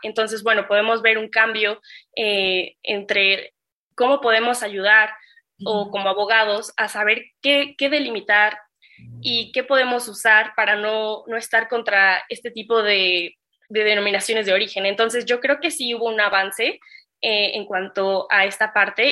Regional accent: Mexico; como mexicanos

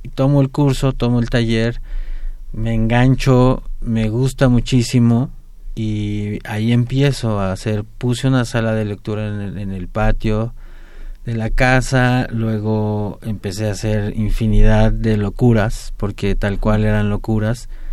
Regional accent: Mexico City, Mexico; soy muy feliz de, ser contraerense, ahí nací

